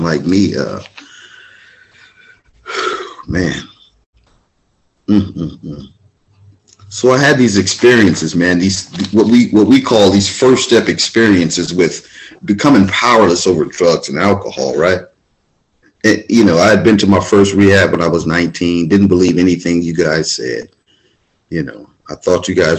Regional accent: Venice, California, United States; I'm born and raised in Venice, California

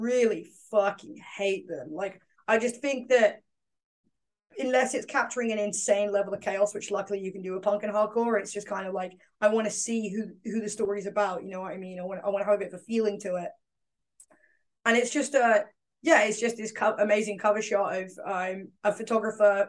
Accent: London, United Kingdom; accent: East End; my East End accent doesn't come out.

